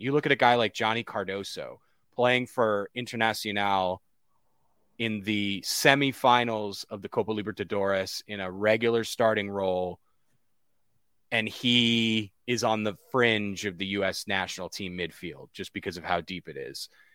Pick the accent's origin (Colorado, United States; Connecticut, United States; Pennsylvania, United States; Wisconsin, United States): Connecticut, United States; moved away as an adult; now in Winston-Salem, United States; I'm from Connecticut, outside New York